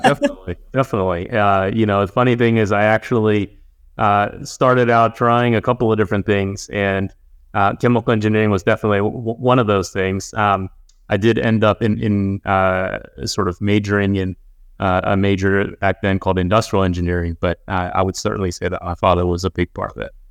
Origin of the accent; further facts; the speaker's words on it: Houston, Texas, United States; we were a pretty, uh, I would say, middle-class family growing up in Houston